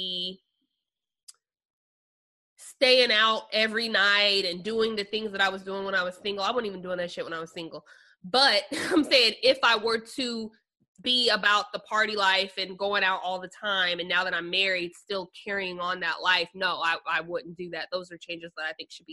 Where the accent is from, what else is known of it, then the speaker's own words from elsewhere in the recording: Phoenix, Arizona, United States; also born or lived in Kansas City, Missouri; now in Nashville, United States; I was born in Kansas City, Missouri, raised in Phoenix